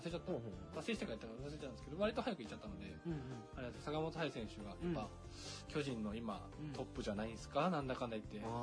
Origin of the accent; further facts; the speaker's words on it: Kofu, Yamanashi, Japan; 自分の出身が山梨県